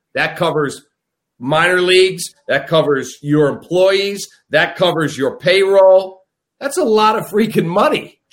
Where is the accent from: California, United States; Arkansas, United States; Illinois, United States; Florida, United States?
Illinois, United States; Chicago; born or raised there